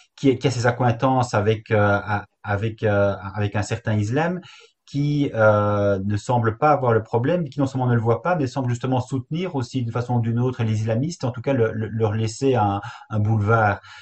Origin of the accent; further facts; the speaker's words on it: Belgium; chez nous en Belgique